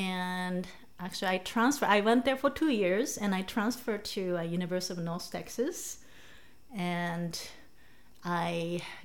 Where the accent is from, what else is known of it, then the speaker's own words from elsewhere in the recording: Tokyo, Japan; English is a second language; moved away as an adult; now in United States; I was born and raised in Tokyo, Japan